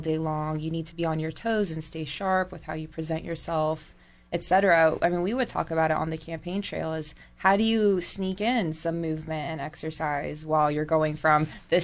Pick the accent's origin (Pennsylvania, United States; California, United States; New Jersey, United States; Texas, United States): California, United States; San Luis Obispo; moved away as an adult; also born or lived in Berkeley / Los Angeles / Bay Area / Middle East; I was born and raised in San Luis Obispo.